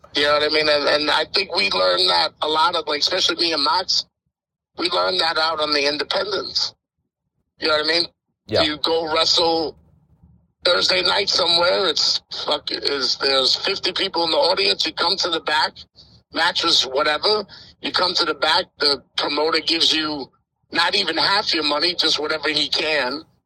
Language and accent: English; Yonkers, New York, United States; being a New Yorker, I'm from Yonkers